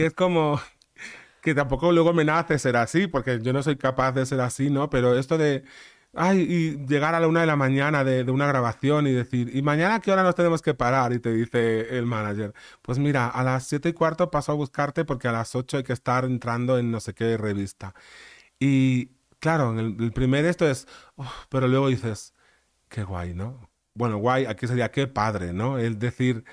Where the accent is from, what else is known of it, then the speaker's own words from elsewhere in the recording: Ares, Galicia, Spain; moved away as an adult; also born or lived in London; mi pueblo se llama Ares, que son pues somos como 4.000 habitantes